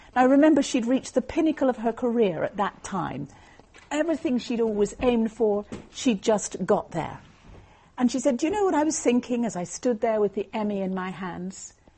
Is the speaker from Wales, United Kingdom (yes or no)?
no; Northern Ireland, United Kingdom; I was brought up in Northern Ireland